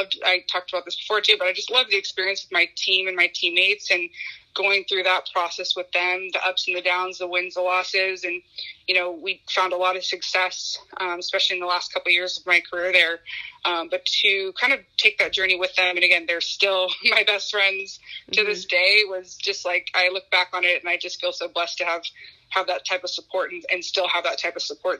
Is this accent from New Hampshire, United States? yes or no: no; Pleasanton, California, United States; also born or lived in Japan; growing up, I played in my hometown league, the Pleasanton League here